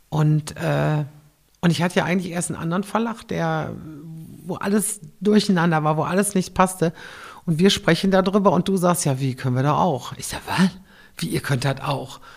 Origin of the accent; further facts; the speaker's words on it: Cologne, North Rhine-Westphalia, Germany; ein gebürtiger Kölner.